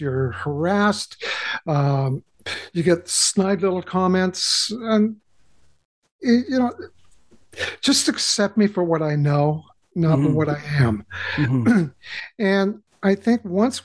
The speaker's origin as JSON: {"language": "English", "country": "Canada", "said": "I'm Canadian."}